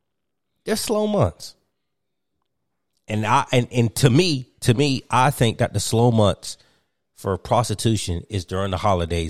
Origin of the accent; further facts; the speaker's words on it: Martinsville, Virginia, United States; I grew up in Martinsville, Virginia